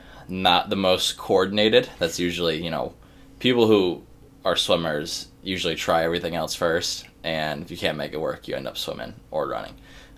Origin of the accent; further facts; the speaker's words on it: Cleveland, Ohio, United States; moved away as an adult; now in Pittsburgh, United States; I am from Cleveland, Ohio.